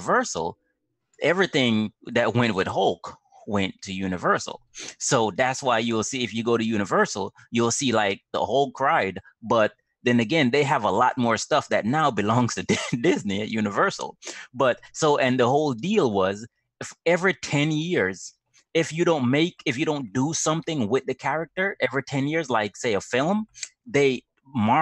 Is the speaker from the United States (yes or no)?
no; Jamaica; I'm from Jamaica.